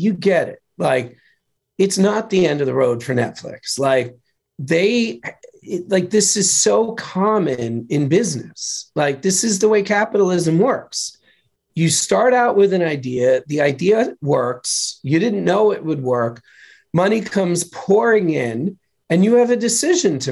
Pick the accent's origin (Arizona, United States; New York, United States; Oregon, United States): New York, United States; I'm from New York.